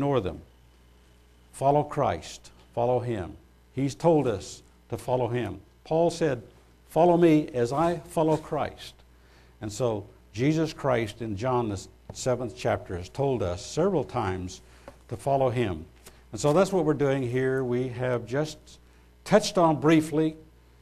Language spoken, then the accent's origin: English; United States; as an American